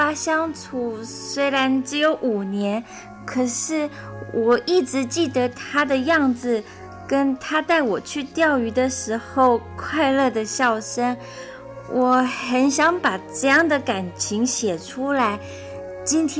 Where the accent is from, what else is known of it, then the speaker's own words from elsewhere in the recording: Indonesia; now in Taiwan; 嗯，我们有几个从印尼来的人都很喜欢写作，还有人已经出书了呢。